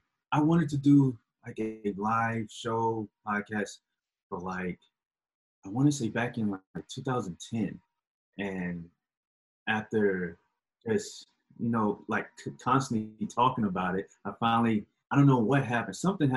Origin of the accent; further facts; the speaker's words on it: Alabama, United States; born there; now in Virginia, United States; Right now, I am currently living in Virginia, but I was born in Alabama. Went all over America almost. So, yeah, I was born in Alabama, but right now I live in Virginia.